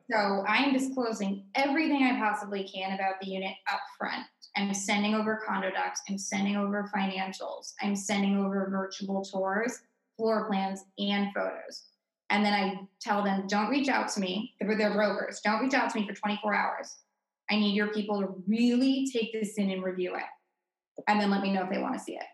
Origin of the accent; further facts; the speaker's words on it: Greenwich, Connecticut, United States; moved away as an adult; also born or lived in Amherst, Massachusetts; now in Boston, United States; I was born and raised in Connecticut in the tri-state area.